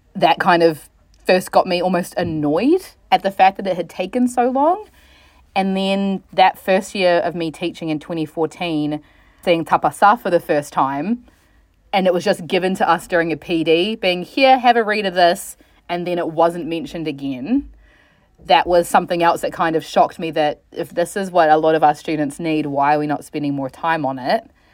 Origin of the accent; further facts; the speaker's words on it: New Zealand; also born or lived in Los Angeles, United States / Christchurch, New Zealand; I'm initially from the States, born in L A, but moved to New Zealand when I was three, so I do consider myself a Kiwi